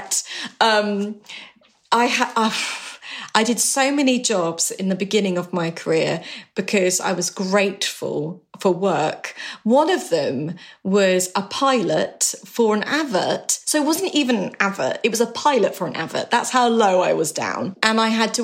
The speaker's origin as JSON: {"language": "English", "area": "West Country", "region": "South West England", "country": "United Kingdom", "said": "I was from the West Country"}